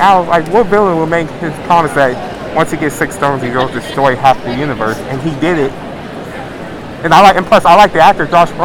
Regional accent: Denver, Colorado, United States; I'm from Denver, Colorado, born and raised.

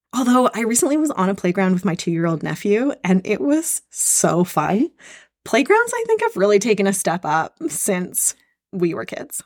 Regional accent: Canada; also born or lived in Squamish, British Columbia; I currently live in Squamish, B C. I'm Canadian

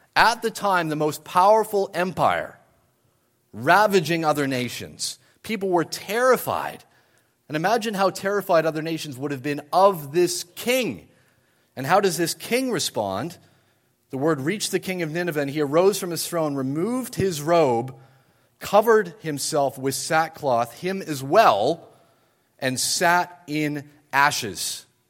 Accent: New Brunswick, Canada; moved away as an adult; also born or lived in United Kingdom; now in Ottawa, Canada; I grew up in New Brunswick and was then in the U K for a number of years

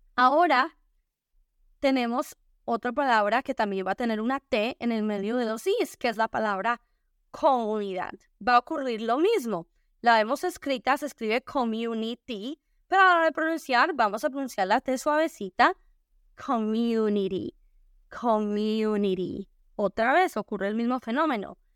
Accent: Spain; also born or lived in Colombia; yo crecí en España, crecí viendo al Real Madrid

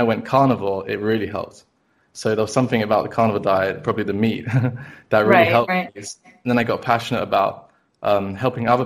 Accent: London, United Kingdom; I've been born and raised in London the whole time.

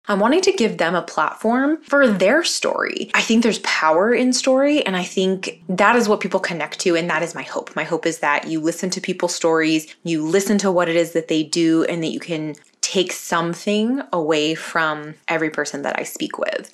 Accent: California, United States; also born or lived in North Carolina; I was originally born in North Carolina. My parents and my two sisters and I, we moved to California when I was eight years old

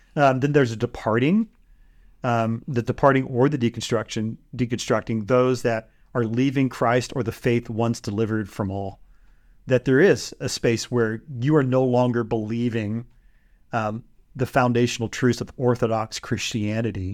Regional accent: Bay Area, California, United States; moved away; where we grew up in the Bay Area

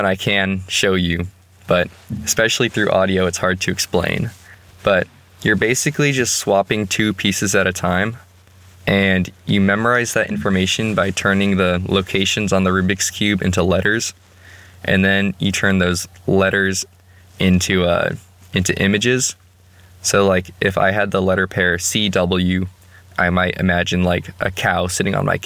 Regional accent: Austin, Texas, United States; moved away as an adult; now in Walla Walla, United States; I grew up in Austin, which is a big city

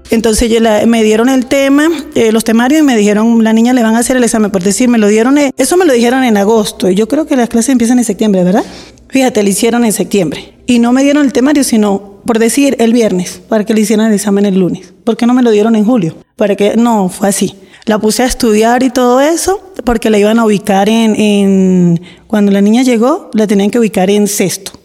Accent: San Cristóbal, Táchira, Venezuela; moved away as an adult; vengo de San Cristóbal y llegué en el 2019.

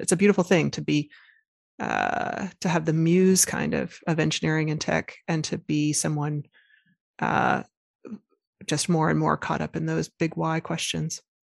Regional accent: Arkansas, United States; I was raised, uh, born and raised in Arkansas

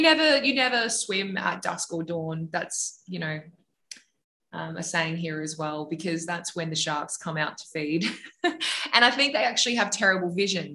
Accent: Australia; accent: Australian; we had our Australian accents

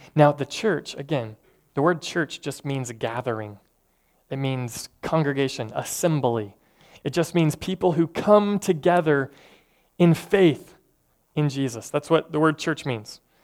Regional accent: Tennessee, United States; I'm from Tennessee

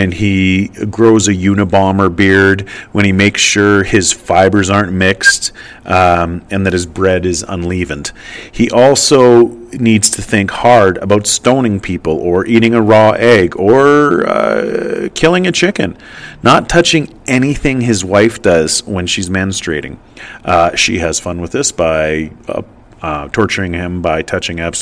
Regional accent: Western Canada, Canada; I grew up in Western Canada, where Christianity is a far bigger faith

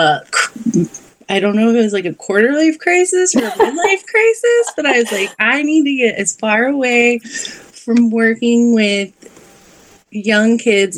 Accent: South Florida, United States; I grew up in South Florida, so we would go out to the Everglades

